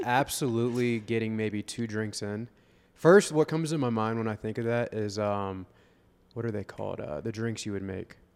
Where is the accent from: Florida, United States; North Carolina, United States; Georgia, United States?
Florida, United States; Vero Beach; I'm from Vero Beach, Florida